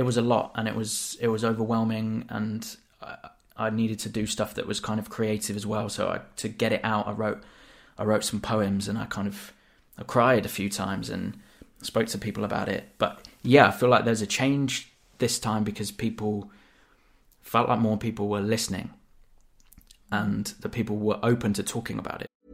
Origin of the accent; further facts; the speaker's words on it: Devon, South West England, United Kingdom; moved away as an adult; growing up in Devon, you know, I'd get called that loads